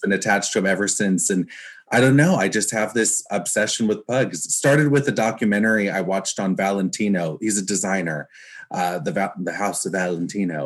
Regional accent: Newport Beach, California, United States; I'm from Orange County, California, uh, which is it's like Newport Beach. That's where I uh, grew up

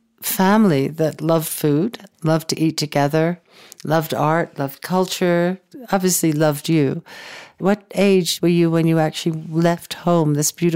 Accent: United States; moved away; also born or lived in London; as an American

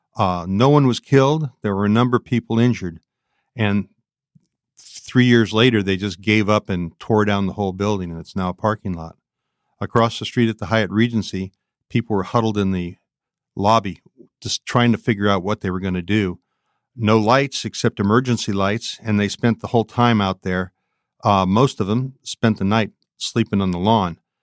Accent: San Francisco, California, United States; I grew up in San Francisco

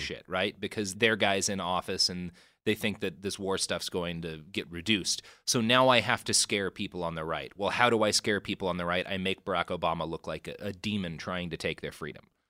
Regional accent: Texas, United States; I grew up in Texas with a very conservative family

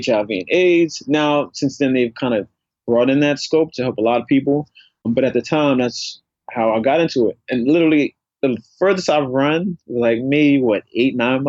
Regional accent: New York City, New York, United States; also born or lived in Harlem, New York; I grew up in the South Bronx.

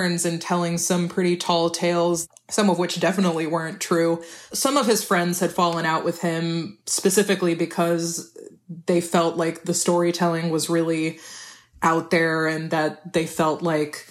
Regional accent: Houston, Texas, United States; I grew up in Houston, but my parents didn't let us speak English at home

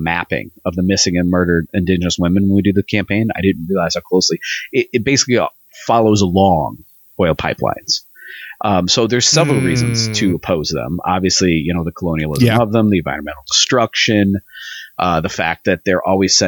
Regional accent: United States; as an American

